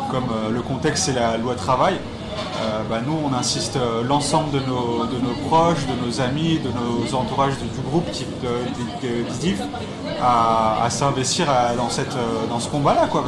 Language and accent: French; Paris, Île-de-France, France; born there; euh, j'ai 24 ans. je suis né ici à Paris, dans le 93